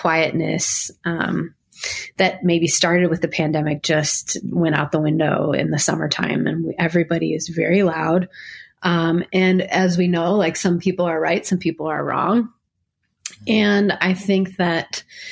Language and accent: English; Niagara Falls, New York, United States; moved away; I grew up in Niagara Falls, New York